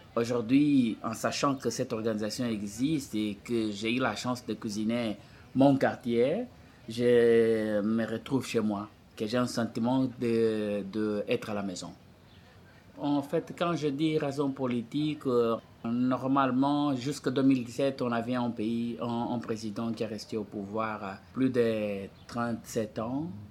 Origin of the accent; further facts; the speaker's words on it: Angola; French is a second language; moved away as an adult; now in Montreal, Canada; J'ai quitté l'Angola, on est passé pour les États-Unis